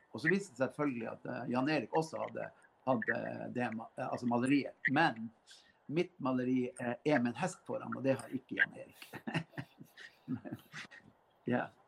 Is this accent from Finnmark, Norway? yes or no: yes; Karasjok, Finnmark, Norway; noen jeg vokste opp sammen med i Karasjok